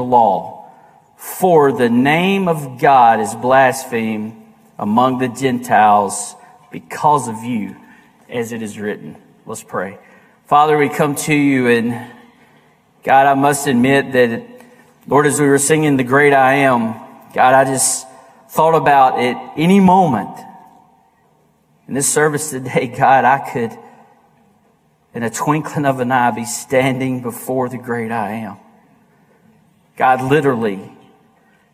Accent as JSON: {"language": "English", "country": "United States", "said": "we as American Christians"}